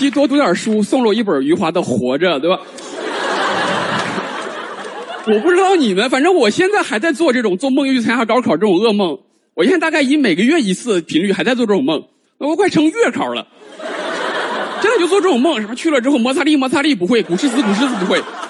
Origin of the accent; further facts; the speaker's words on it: China; 我们中国人